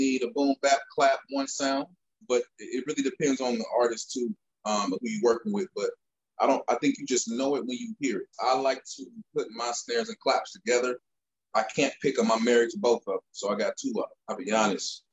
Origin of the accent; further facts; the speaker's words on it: St. Louis, Missouri, United States; I am from St. Louis, Missouri